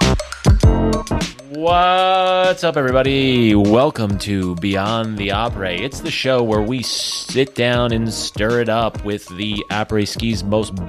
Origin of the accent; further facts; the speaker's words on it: New Jersey, United States; moved away; We're both from New Jersey.